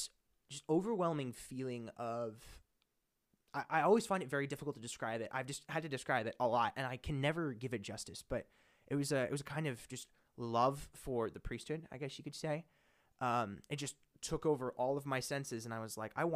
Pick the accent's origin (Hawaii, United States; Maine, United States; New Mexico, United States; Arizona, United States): Arizona, United States; Phoenix; also born or lived in Indianapolis; I was born and raised in Phoenix, lived here for 7 years, then randomly moved to Indianapolis, and then I moved back.